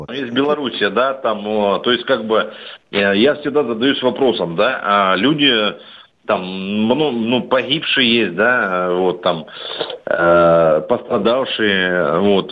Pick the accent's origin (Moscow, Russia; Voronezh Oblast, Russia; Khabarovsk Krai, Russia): Voronezh Oblast, Russia; Voronezh; я из Воронежа